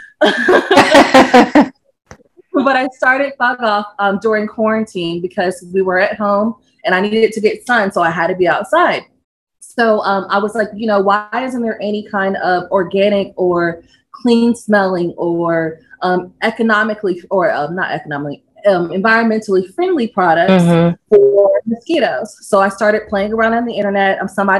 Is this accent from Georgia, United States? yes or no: yes; Georgia, United States; also born or lived in Kentucky; I grew up in Georgia